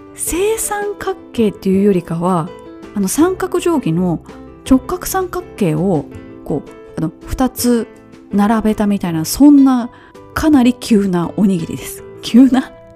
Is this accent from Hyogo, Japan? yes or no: yes; Kobe, Hyogo, Japan; 関西人そして神戸の出身